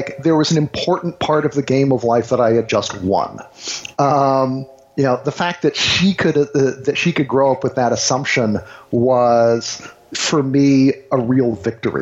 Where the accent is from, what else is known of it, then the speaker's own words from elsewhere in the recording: the South, United States; growing up in the South, I was generally the only half Asian kid within probably, you know, 20 miles